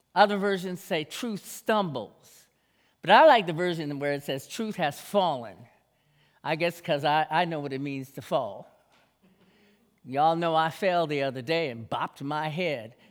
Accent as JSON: {"language": "English", "country": "Jamaica", "moved": "yes", "said": "my home, my home country, Jamaica"}